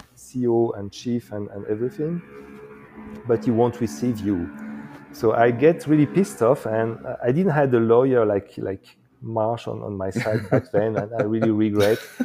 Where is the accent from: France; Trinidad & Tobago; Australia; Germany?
France; eastern France; also born or lived in Morocco; I was born actually in uh, the eastern part of France, very close to uh, to Switzerland